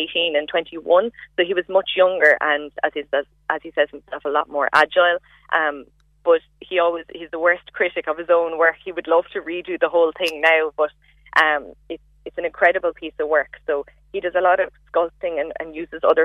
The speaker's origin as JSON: {"language": "English", "town": "Cork", "region": "Munster", "country": "Ireland", "said": "I was from Cork"}